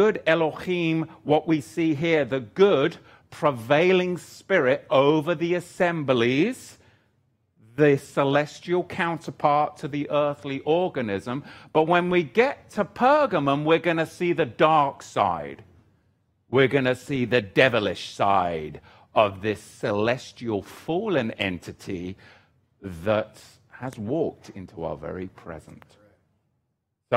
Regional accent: England, United Kingdom; moved away; I'm an Englishman

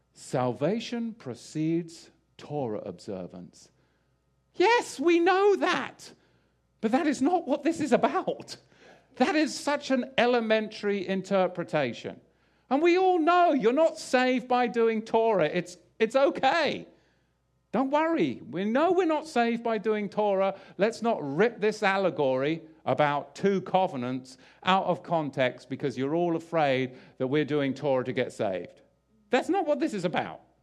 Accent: England, United Kingdom; I grew up in England

